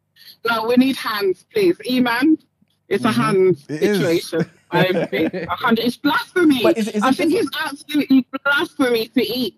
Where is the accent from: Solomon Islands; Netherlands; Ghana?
Ghana; now in United Kingdom; I'm from Ghana.